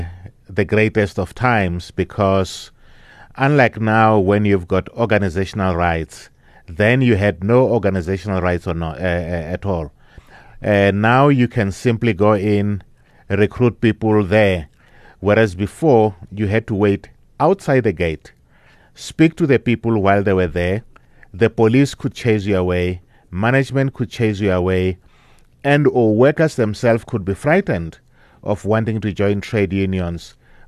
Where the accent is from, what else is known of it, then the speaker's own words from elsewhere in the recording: Olifantshoek, Limpopo, South Africa; now in Johannesburg, South Africa; I grew up in Limpopo, in Olifantshoek. My parents were moved there around 1962. I was born 1958. And then I went to school there and then came to Johannesburg to start working around 1979.